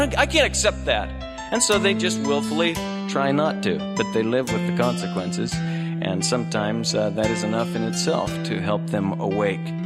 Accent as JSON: {"language": "English", "region": "Oregon", "country": "United States", "tie": "born or raised there", "said": "I was born out here in Oregon"}